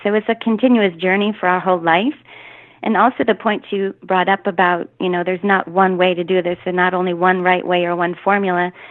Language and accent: English; Michigan, United States; moved away as an adult; now in Texas, United States; I am actually from Michigan, come from a large Catholic family